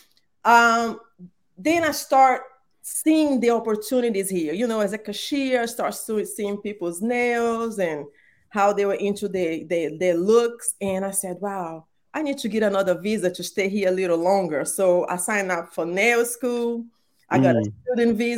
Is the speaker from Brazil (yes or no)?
yes; Brazil; English is a second language; moved away as an adult; now in United States; I was born and raised in Brazil